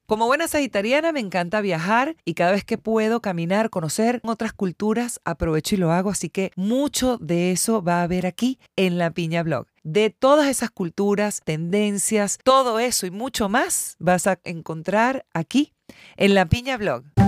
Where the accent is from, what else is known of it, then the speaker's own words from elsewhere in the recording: Venezuela; moved away as an adult; now in Argentina; Soy venezolana, hija de cubano